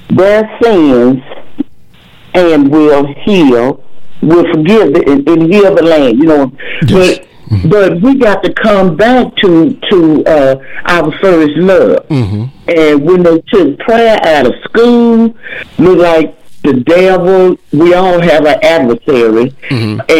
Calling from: Atlanta, Texas, United States; I'm calling from Atlanta, Texas.

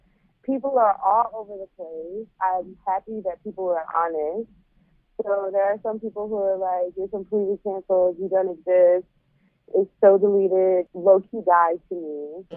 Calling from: St. Louis, Missouri, United States; Well, I'm dying in from St. Louis.

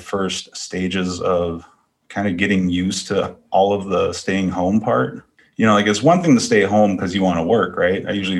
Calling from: Duluth, Minnesota, United States; I'm tuning in from Duluth, Minnesota.

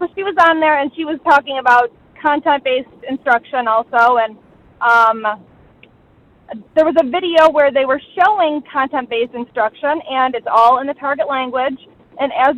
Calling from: Rochester, New York, United States; I'm calling from Rochester, New York

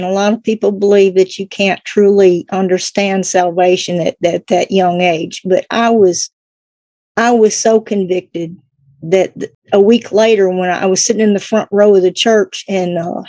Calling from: Kentucky, United States; From Kentucky, the very tip of Kentucky and Tennessee borderline.

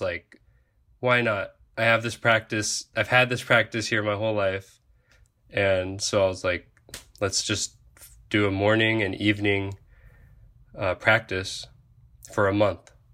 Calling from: Oahu, Hawaii, United States; I am currently a diver in the Coast Guard, and I'm calling from Oahu, Hawaii

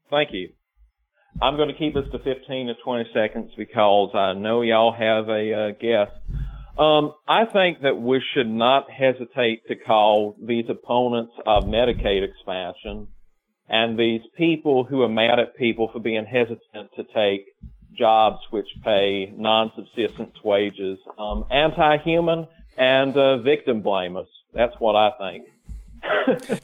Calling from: South Carolina, United States; I'm calling from, uh, South Carolina.

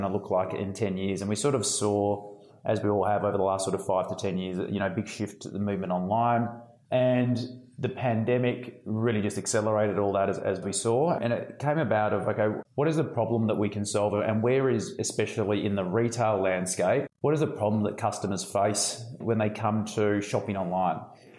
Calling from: Melbourne, Victoria, Australia; So I'm in sunny Melbourne in Australia

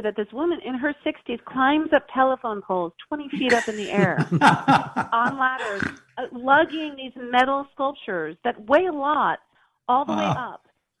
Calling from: Los Angeles, California, United States; from Los Angeles. How are you guys?

